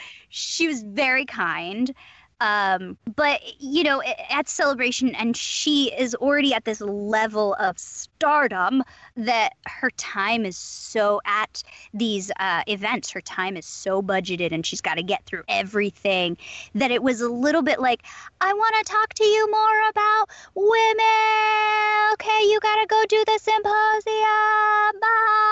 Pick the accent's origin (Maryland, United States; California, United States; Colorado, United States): California, United States; Southern; I'm from Southern California.